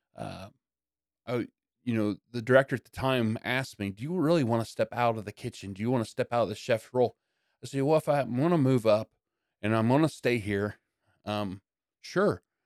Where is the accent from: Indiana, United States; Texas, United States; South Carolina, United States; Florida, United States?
Indiana, United States; Yorktown; also born or lived in Blackford County, Indiana; we moved from Blackford, um, to Yorktown